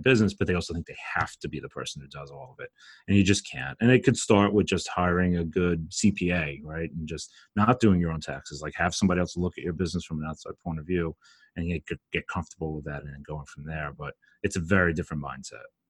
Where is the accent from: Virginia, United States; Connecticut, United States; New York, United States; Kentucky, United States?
New York, United States; Brooklyn; I'm from Brooklyn, if you can't tell from my accent